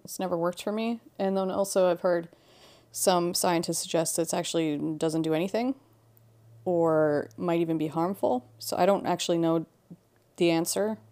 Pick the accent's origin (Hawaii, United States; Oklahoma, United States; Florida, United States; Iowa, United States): Hawaii, United States; moved away; also born or lived in Halifax, Nova Scotia, Canada; growing up in Hawaii